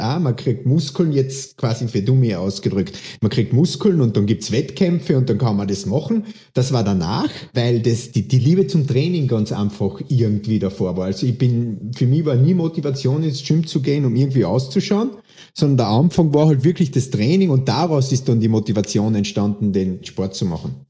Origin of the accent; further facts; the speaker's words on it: Austria; bei uns in Österreich